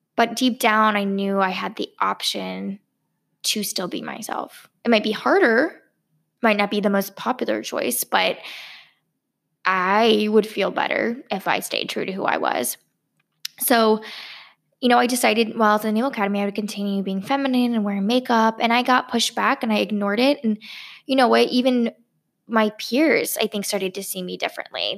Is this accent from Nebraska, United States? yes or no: no; California, United States; now in Los Angeles, United States; I was born in California